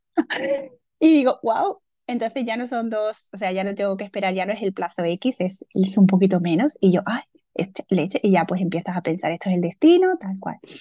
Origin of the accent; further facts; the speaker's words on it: a small village in Córdoba, Andalusia, Spain; now in Seville, Spain; soy del sur de España. Eh, nací en un pueblecito de Córdoba